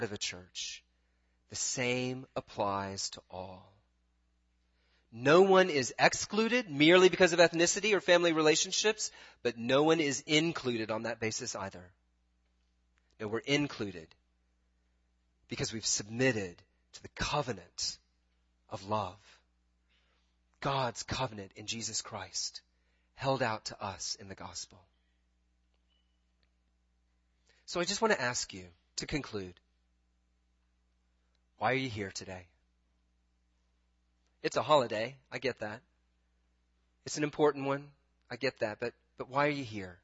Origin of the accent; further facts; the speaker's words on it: United States; also born or lived in Britain; now in Washington, D.C., United States; I'm an American